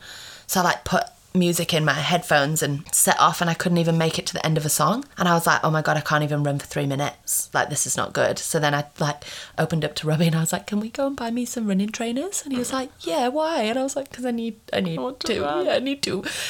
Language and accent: English; England, United Kingdom; now in Australia; when I moved over from England to Australia, I was like, not good.